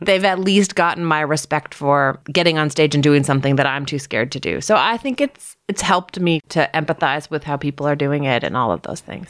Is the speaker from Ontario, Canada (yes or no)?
yes; Toronto, Ontario, Canada; also born or lived in Ottawa / Rothesay, New Brunswick; I grew up in Toronto, north of Toronto, in North York.